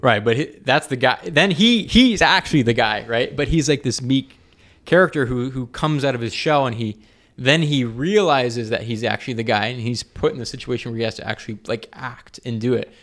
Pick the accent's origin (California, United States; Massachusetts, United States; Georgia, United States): Georgia, United States; Atlanta; moved away; I'm from Atlanta